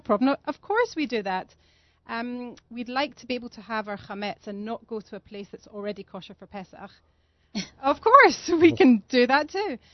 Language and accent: English; Scotland, United Kingdom; also born or lived in London; now in Modi'in, Israel; I'm from Scotland